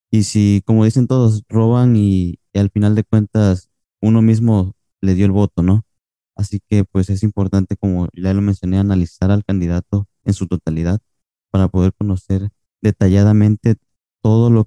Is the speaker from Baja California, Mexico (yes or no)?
no; Cancún, Quintana Roo, Mexico; Perdón, soy de Cancún, no me había presentado.